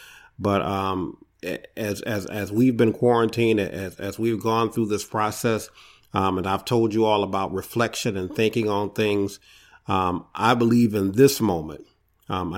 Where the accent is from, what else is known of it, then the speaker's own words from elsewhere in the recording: Detroit, Michigan, United States; I hail from Detroit, Michigan